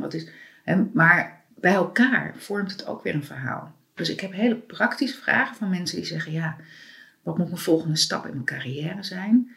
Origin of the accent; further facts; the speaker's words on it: Amsterdam, North Holland, Netherlands; ik ben ook geboren in de Watergraafsmeer en opgegroeid